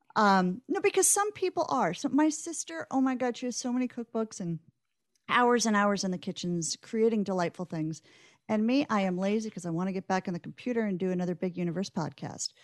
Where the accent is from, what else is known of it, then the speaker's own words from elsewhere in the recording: Omaha, Nebraska, United States; I grew up in Omaha in the nineteen